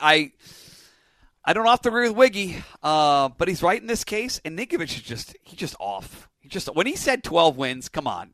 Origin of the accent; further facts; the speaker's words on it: Nashua, New Hampshire, United States; I grew up on the Pheasantland Mall, which you're at right now